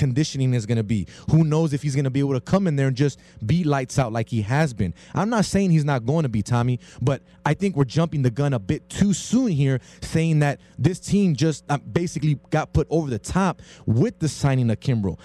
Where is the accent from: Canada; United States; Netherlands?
United States; Los Angeles, California; Me being from L.A.